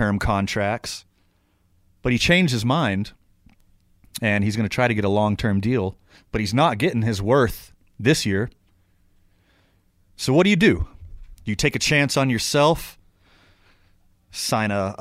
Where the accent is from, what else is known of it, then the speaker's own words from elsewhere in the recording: outside of Houston, Texas, United States; now in New Mexico, United States; I was born outside of Houston